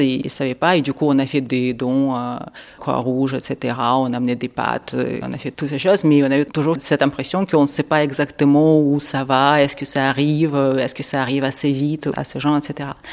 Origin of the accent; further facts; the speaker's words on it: Kharkiv, Kharkiv Oblast, Ukraine; French is a second language; now in Marseille, France; je viens de Kharkiv